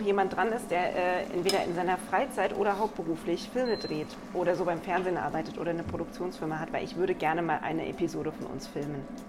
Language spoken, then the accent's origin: German; Black Forest, Baden-Württemberg, Germany; Ich komme ja aus dem Schwarzwald